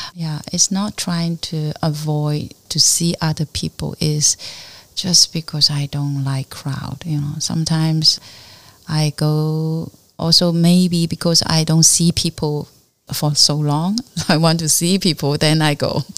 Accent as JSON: {"language": "English", "town": "Fuding", "region": "Fujian", "country": "China", "tie": "born or raised there", "also_born_or_lived": "Fuzhou", "second_language": "English", "moved": "yes", "lives_now": "Hong Kong", "said": "my hometown, but not really uh, Fuding"}